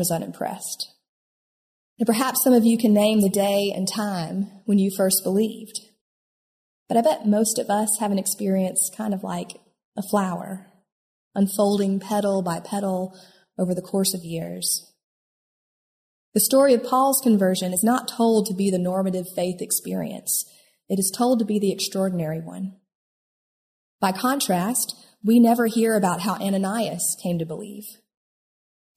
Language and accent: English; upstate South Carolina, United States; I grew up in the Bible Belt, Most of my friends in upstate South Carolina came from more evangelical churches